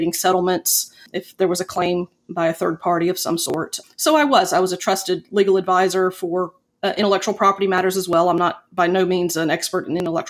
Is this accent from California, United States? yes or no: no; Pensacola, Florida, United States; moved away as an adult; also born or lived in Tuscaloosa, Alabama / Tallahassee, Florida / Fort Walton Beach, Florida; now in Huntsville, United States; I was born and raised in Pensacola, Florida